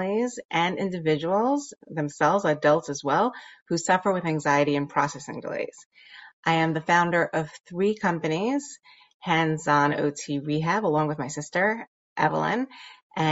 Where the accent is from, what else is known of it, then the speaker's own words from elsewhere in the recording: New York City, New York, United States; growing up in Borough Park